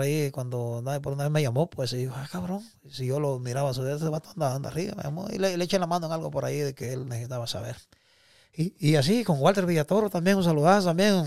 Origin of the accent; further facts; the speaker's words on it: Guatemala; moved away; also born or lived in Mexico; yo me siento orgulloso de ser guatemalteco